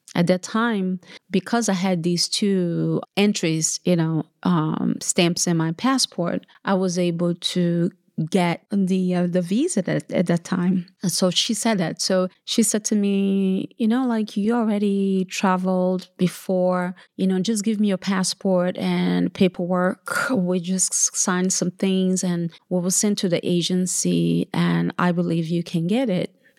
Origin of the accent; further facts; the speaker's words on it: Brazil; also born or lived in São Paulo, Brazil / Feira de Santana, Bahia, Brazil; now in United States; I'm from Brazil. I was born in São Paulo, Brazil, and I moved to Bahia, which is my mother's, uh, home state, Feira de Santana, Bahia, which is northeast of Brazil. And, uh, we moved from São Paulo to Bahia, I was eleven, and I grew up with, surrounded with my grandmother